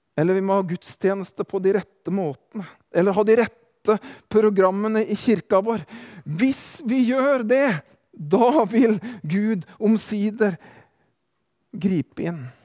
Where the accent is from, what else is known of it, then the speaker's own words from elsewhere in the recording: Drangedal, Telemark, Norway; moved away; hjemme i hjembygda mi i Kroken, Neslandsvatn, Drangedal